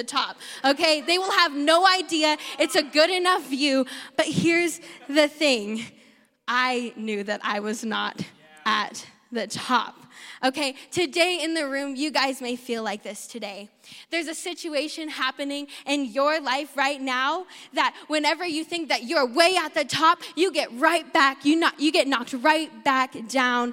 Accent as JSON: {"language": "English", "region": "South Dakota", "country": "United States", "tie": "born or raised there", "said": "I grew up in South Dakota, the better Dakota"}